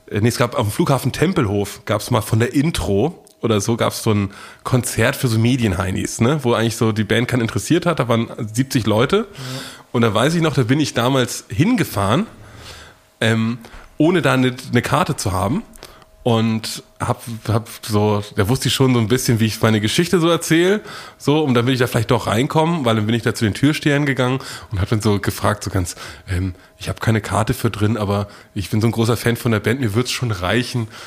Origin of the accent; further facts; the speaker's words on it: United States; Ich komme aus den Staaten.